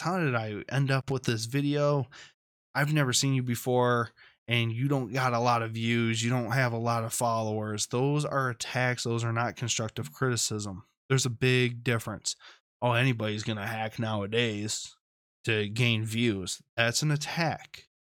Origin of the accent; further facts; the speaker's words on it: Michigan, United States; Flint, Michigan, right here in my home state.